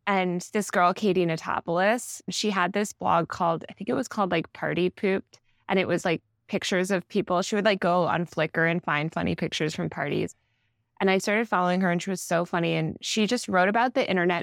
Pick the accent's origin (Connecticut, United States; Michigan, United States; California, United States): Connecticut, United States; Old Greenwich; also born or lived in New York City; I mostly grew up in Old Greenwich, Connecticut, which is about an hour outside the city